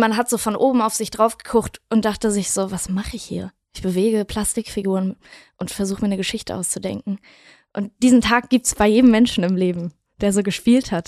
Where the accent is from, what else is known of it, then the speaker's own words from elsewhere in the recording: Wedel, Schleswig-Holstein, Germany; now in Berlin, Germany; Ich komme aus Wedel. Ja. Das ist eine kleine Stadt neben Hamburg. Und äh, ich bin aufgewachsen in, in einem ganz, ganz klitzekleinen Haus